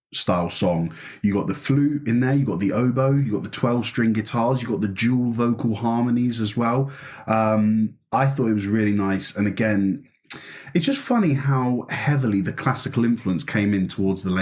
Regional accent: United Kingdom; I'm so British.

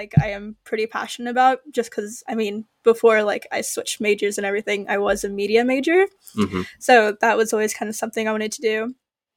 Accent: Midwest, United States; also born or lived in United Kingdom; I'm from the Midwest

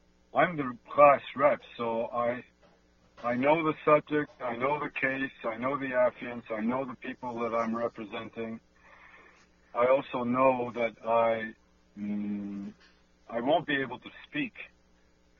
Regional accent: Canada; I'm a Canadian, and it means that I'm in a country based in law

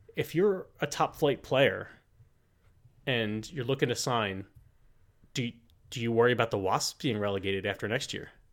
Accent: United States; we're American

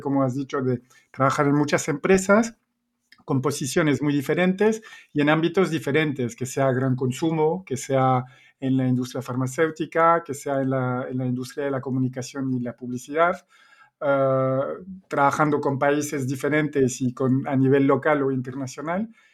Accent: Belgium; accent: Belgian; Spanish is a second language; moved away as an adult; also born or lived in Spain / Chile; yo soy belga, se nota el acento

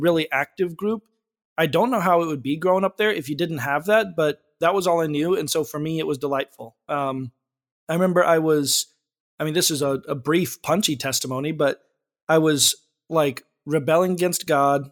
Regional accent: Frazier Park, California, United States; I've been Southern California my whole life. I grew up in a small town called Fraser Park

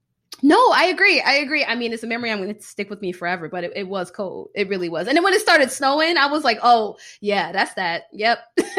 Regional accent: Florida, United States; For me, the Floridian, it was a lot.

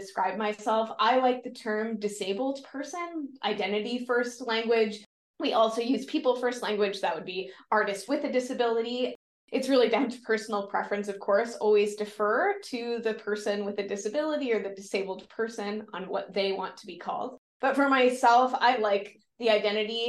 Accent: East Coast, United States; moved away as an adult; also born or lived in Chicago; I'm originally from the East Coast.

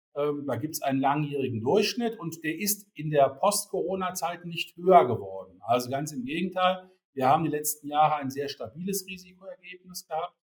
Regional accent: Rhineland, Germany; ich komme gebürtig aus dem Rheinland

